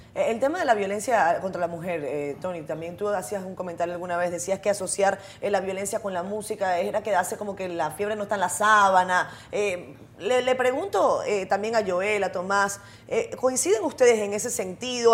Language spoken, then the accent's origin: Spanish; Venezuela; moved away as an adult; now in Dominican Republic; yo soy venezolana, yo vengo de, un país muy polarizado